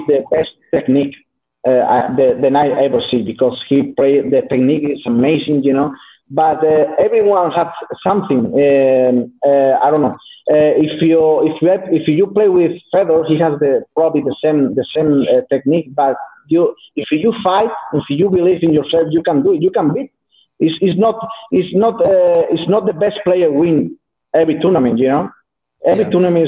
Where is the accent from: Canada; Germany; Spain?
Spain; southern Spain; English is a second language; moved away as an adult; now in North Spain, Spain; I'm from South Spain. So I moved to North Spain because I have a new sponsor, new manager